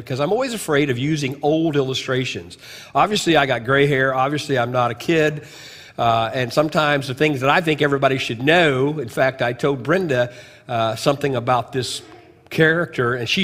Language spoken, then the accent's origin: English; United States; Chester, Illinois, it's about 55 miles from my hometown